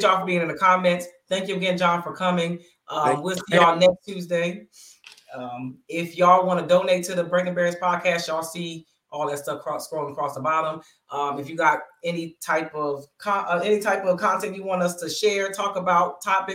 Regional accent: Bristol, Pennsylvania, United States; Bristol, Pennsylvania, my hometown

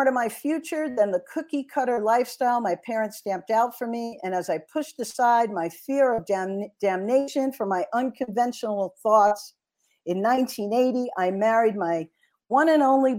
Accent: New York City, New York, United States; accent: Brooklyn; I was born in Brooklyn, New York in 1961, and I grew up in Bensonhurst

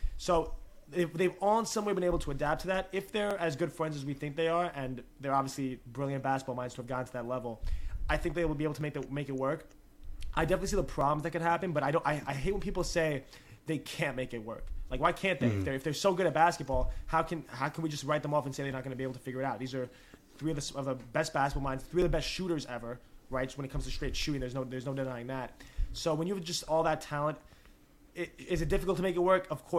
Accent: New York, United States; as a New Yorker

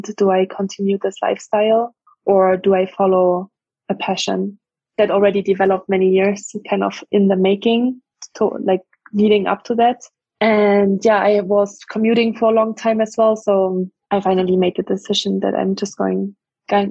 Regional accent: Germany; English is a second language; moved away as an adult; also born or lived in France / Dublin, Ireland / Mountain View, United States; now in United States; I grew up in Germany for the first 19 years of my life

